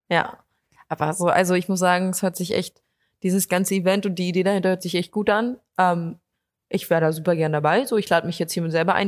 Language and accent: German; Potsdam, Brandenburg, Germany; also born or lived in Berlin; ich studiere zwar in Berlin, aber ich komme eigentlich aus Potsdam